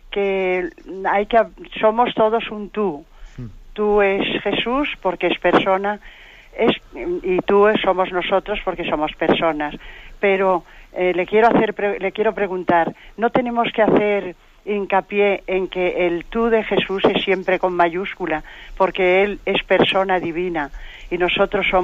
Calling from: Teruel, Aragon, Spain; de Teruel.

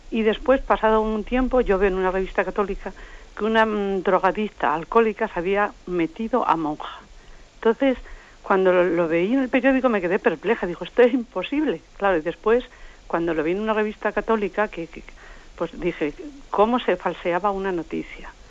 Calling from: Madrid, Community of Madrid, Spain; de Madrid.

